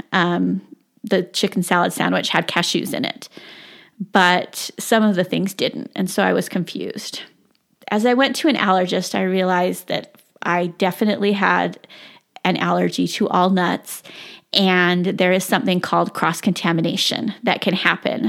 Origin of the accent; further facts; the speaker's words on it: South Jordan, Utah, United States; I grew up in South Jordan, Utah